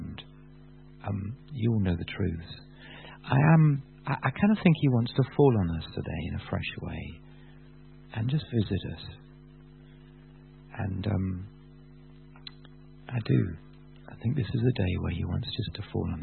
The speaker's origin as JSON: {"language": "English", "town": "Bath", "region": "South West England", "country": "United Kingdom", "said": "I come from Bath."}